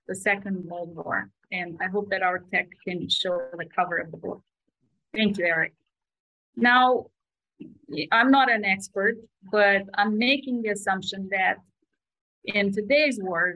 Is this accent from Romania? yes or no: yes; Romania; moved away; I grew up in Romania, and Romania is not a very rich country, yet we start learning a foreign language in kindergarten